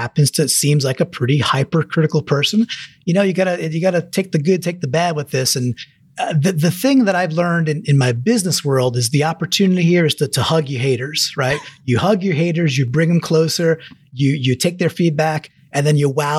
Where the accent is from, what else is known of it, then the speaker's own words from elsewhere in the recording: New York, United States; I'm from New York